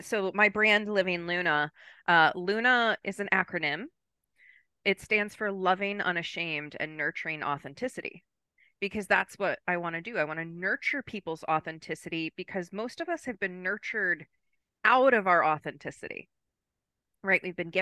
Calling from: Maryland, United States; And I am joining you from Maryland, East Coast of the United States.

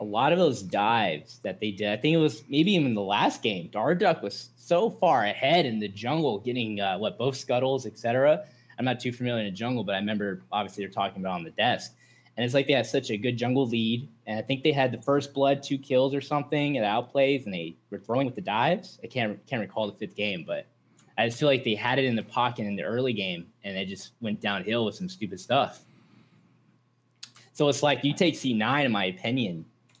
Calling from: Tampa, Florida, United States; Tampa, Florida.

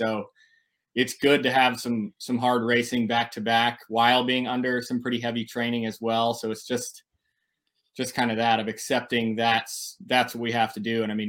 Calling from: Tempe, Arizona, United States; I'm here in Tempe, Arizona.

